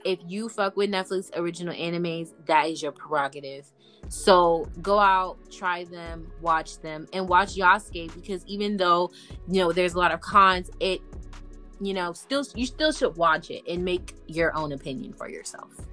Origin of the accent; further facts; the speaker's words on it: United States; I'm from America. I signed up and I put I live in the US